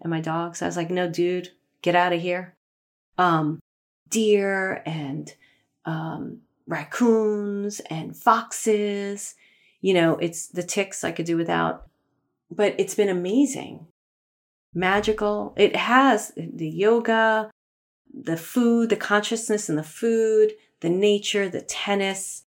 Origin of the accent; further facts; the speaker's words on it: New York City, New York, United States; moved away as an adult; also born or lived in Manhattan / Poughkeepsie / Los Angeles / Sherman Oaks; I grew up in Brooklyn, lived in Manhattan.